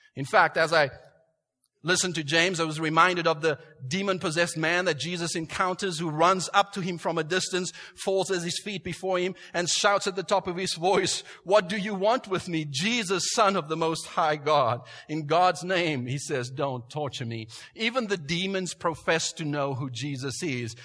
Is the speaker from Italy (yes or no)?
no; South Africa; moved away; I grew up in South Africa